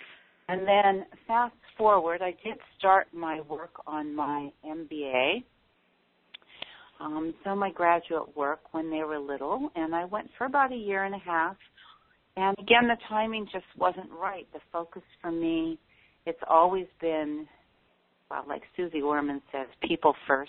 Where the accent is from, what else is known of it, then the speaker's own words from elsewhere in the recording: Tokyo, Japan; because I grew up in Tokyo, Japan.